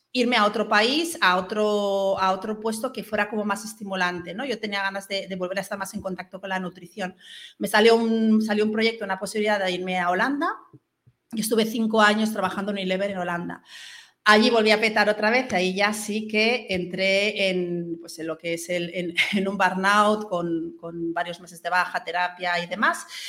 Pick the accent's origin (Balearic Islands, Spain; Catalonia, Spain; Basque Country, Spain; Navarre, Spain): Balearic Islands, Spain; Mallorca; moved away as an adult; also born or lived in Barcelona; Yo soy de Mallorca, estudié en Barcelona y cuando volví a Mallorca